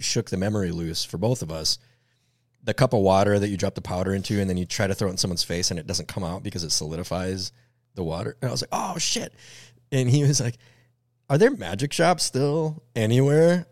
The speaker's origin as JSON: {"language": "English", "town": "Minneapolis", "region": "Minnesota", "country": "United States", "said": "We're all from the Twin Cities"}